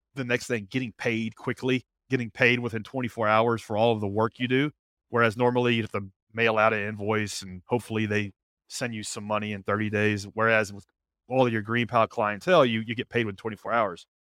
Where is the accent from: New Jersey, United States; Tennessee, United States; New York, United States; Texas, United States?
Tennessee, United States; Nashville; born and raised in Nashville, lived here all my life